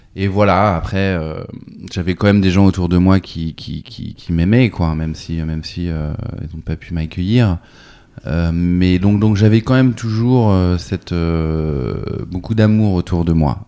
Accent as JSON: {"language": "French", "town": "Nantes", "region": "Pays de la Loire", "country": "France", "tie": "born or raised there", "also_born_or_lived": "New York", "said": "je suis né à Nantes en 78"}